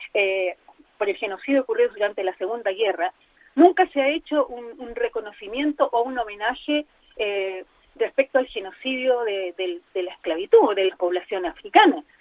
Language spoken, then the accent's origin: Spanish; Chile; salimos de Chile y nos tratan muy mal en otros lados